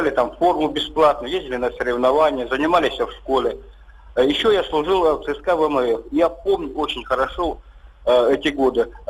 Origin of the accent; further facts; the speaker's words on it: Krasnodar Krai, Russia; да, я вырос, я вырос на Кубани, в маленьком поселке.